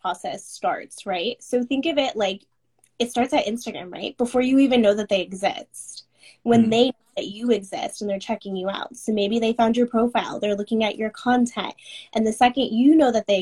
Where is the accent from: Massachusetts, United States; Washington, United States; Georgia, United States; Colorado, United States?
Washington, United States; Seattle; I'm from Seattle